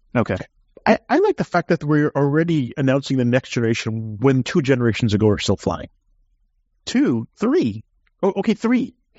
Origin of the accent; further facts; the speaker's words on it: United States; Being an American